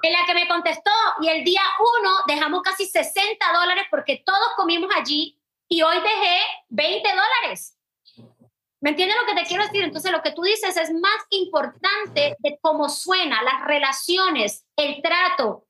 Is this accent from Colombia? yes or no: yes; Colombia; now in Puerto Rico; como extranjera, como colombiana